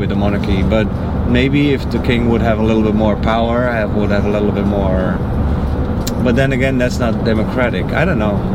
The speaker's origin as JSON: {"language": "English", "country": "Netherlands", "moved": "yes", "said": "I'm from the Netherlands"}